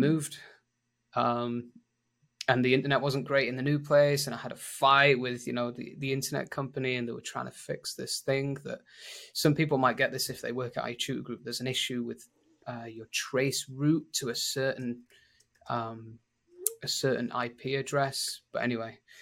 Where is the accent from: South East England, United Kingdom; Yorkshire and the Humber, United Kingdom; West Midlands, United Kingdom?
Yorkshire and the Humber, United Kingdom; Sheffield; accent: northern; moved away as an adult; now in Lima, Peru; So, I'm from England, but I'm from a, from the north of England, from Sheffield. So, it's a really northern accent.